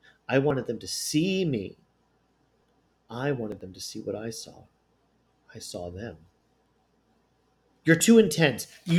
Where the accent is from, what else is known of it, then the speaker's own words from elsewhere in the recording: North Tonawanda, New York, United States; a prized historic landmark located in my hometown of North Tonawanda.